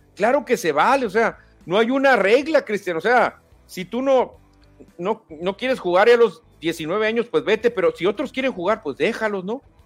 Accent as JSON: {"language": "Spanish", "town": "Hermosillo", "region": "Sonora", "country": "Mexico", "tie": "born or raised there", "said": "yo nací en Hermosillo"}